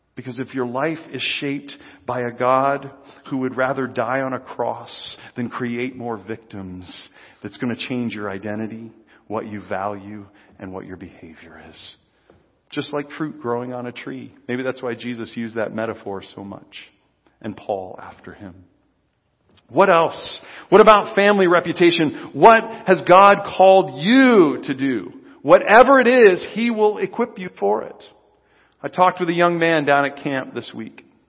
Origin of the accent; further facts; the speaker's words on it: United States; I'm an American Christian